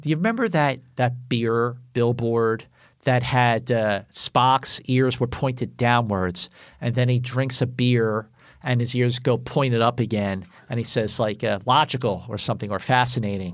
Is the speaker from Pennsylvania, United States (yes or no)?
yes; Philadelphia, Pennsylvania, United States; I live, I grew up in Northeast Philadelphia